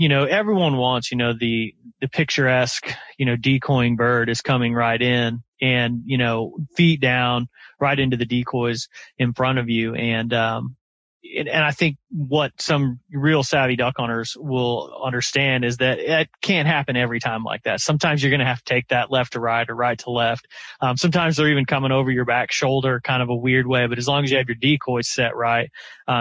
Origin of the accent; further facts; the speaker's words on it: Midwest, United States; growing up in the Midwest